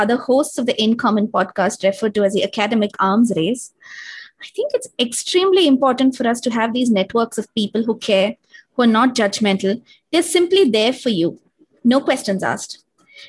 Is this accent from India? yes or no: yes; Bangalore, Karnataka, India; moved away as an adult; also born or lived in Kerala, India; now in United Kingdom; though I can claim an honorary Bangalorean status, having lived in Bangalore since I was 8, I'm essentially from India's southernmost state called Kerala.